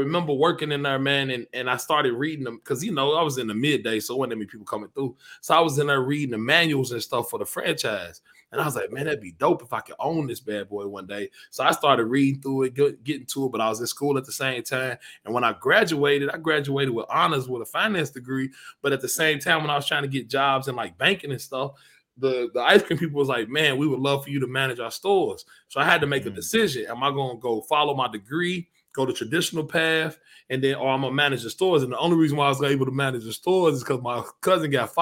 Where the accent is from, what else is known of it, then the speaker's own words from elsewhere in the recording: Lexington, Kentucky, United States; I'm from Lex, man. Lexington, Kentucky